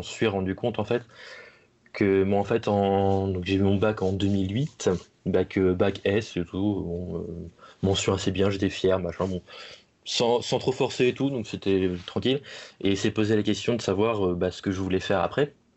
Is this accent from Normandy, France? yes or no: yes; Manche, Normandy, France; je suis un enfant de la, Manche, hein, bon, bon gros normand